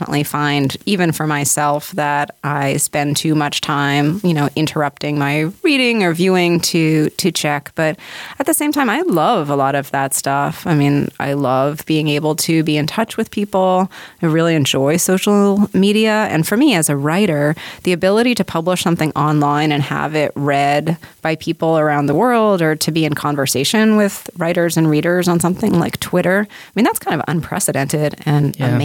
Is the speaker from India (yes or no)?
no; Canada; I grew up in Canada and we didn't have IHOP